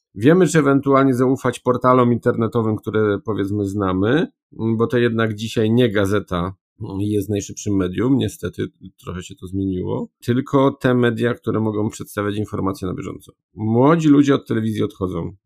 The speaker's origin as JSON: {"language": "Polish", "region": "Upper Silesia", "country": "Poland", "also_born_or_lived": "Warsaw", "said": "jestem z Górnego Śląska i tutaj jednak e, jestem związany przede wszystkim mm, dopiero potem gdzieś z Warszawą"}